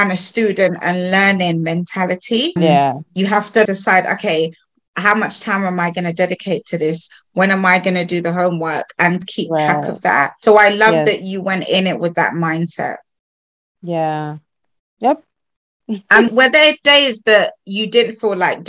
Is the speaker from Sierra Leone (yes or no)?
yes; Sierra Leone; I'm from Sierra Leone and we speak Creole, but it sounds like patois